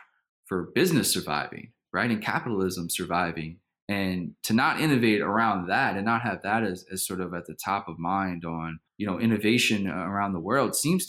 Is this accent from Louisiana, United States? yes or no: yes; New Orleans, Louisiana, United States; I'm born and raised in New Orleans